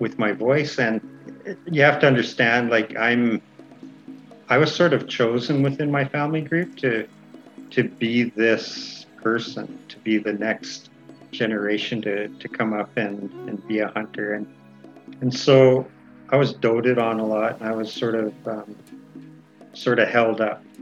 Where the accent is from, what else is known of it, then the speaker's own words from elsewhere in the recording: Kamloops, British Columbia, Canada; I am from Tkamloops, just outside the city of Kamloops, BC.